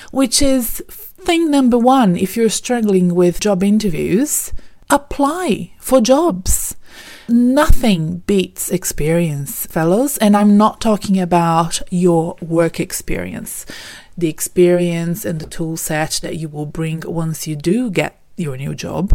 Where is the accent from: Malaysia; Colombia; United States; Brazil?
Brazil; moved away as an adult; now in Melbourne, Australia; We're originally from Brazil